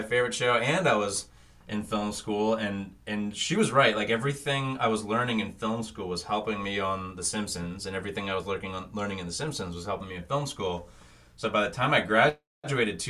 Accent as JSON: {"language": "English", "town": "Thousand Oaks", "region": "California", "country": "United States", "tie": "born or raised there", "said": "I'm from Thousand Oaks, which is like a suburb outside of LA. Mm-hmm. It's funny, like basically growing up near"}